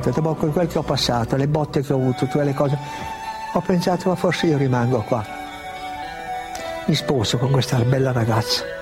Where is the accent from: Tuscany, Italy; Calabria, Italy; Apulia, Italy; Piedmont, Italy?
Piedmont, Italy; E poi eh, da piemontese fesso, testardo, io ho detto no, io devo andare.